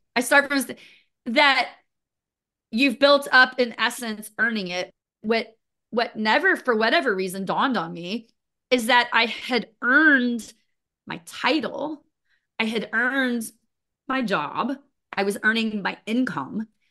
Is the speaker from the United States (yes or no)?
yes; United States; also born or lived in Florida / Missouri; I grew up in Florida and Missouri, so kind of a combination between the two